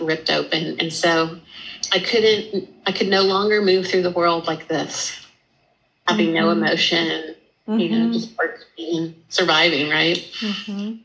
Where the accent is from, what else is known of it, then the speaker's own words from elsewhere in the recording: El Paso, Texas, United States; moved away as an adult; also born or lived in Dallas, Texas / Austin, Texas / Cambridge; So I was living in Dallas till I was about 10. And then we moved to El Paso, Texas. And I lived there through high school.